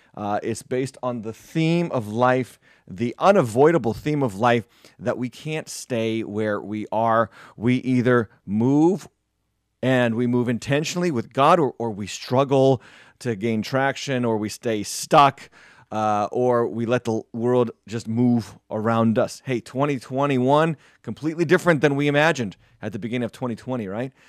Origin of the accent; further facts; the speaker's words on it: New England, United States; I'm from New England. Obviously, I am, uh, uh, uh, you know, a longtime New Englander